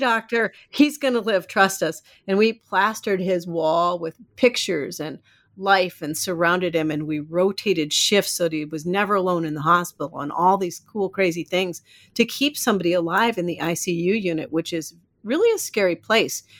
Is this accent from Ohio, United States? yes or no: no; Iowa, United States; moved away as an adult; also born or lived in Minneapolis, Minnesota / California; now in Maine, United States; raised in Iowa